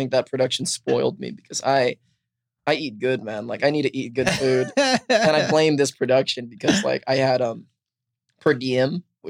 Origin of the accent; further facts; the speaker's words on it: Los Angeles, California, United States; I'm from Los Angeles. So I was living in LA.